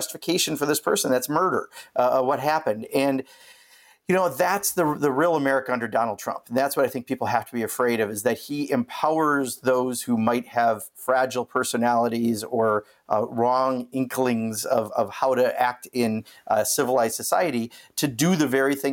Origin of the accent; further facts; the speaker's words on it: Kenosha, Wisconsin, United States; it's my hometown. I grew up there